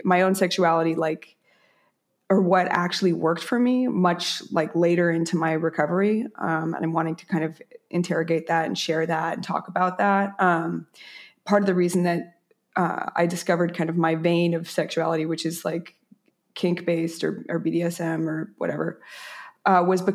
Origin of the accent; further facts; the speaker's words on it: New York City, New York, United States; moved away as an adult; I'm a borough bred, so it's nice to talk to somebody live and direct from my hometown.